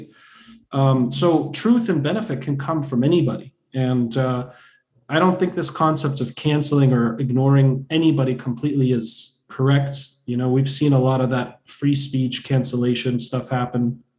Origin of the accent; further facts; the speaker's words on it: Boston, Massachusetts, United States; I'm also Bostonian